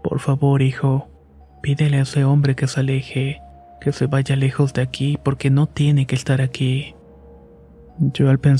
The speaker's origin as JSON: {"language": "Spanish", "region": "Veracruz", "country": "Mexico", "lives_now": "Mexico City, Mexico", "said": "Soy de Veracruz, pero actualmente vivo en Ciudad de México."}